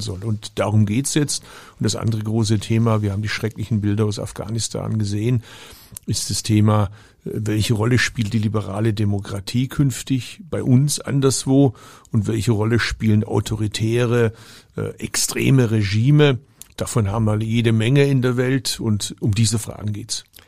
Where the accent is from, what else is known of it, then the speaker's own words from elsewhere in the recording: Baden-Württemberg, Germany; Ich komme aus Baden-Württemberg